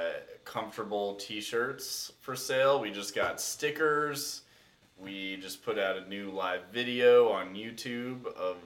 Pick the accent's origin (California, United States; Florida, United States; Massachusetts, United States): Massachusetts, United States; Lexington; I am from Lexington, Massachusetts.